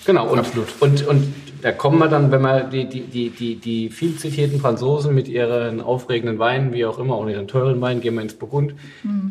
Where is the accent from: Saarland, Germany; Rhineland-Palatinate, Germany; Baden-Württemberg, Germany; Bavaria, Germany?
Rhineland-Palatinate, Germany; Rheinhessen; bei uns in Rheinhessen